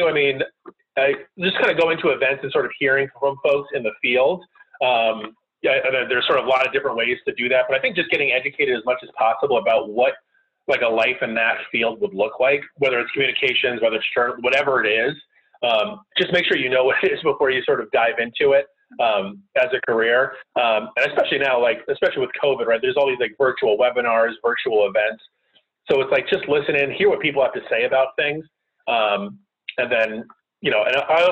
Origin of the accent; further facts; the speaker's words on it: Connecticut, United States; moved away as an adult; now in Washington, D.C., United States; I grew up in the middle of nowhere in Connecticut.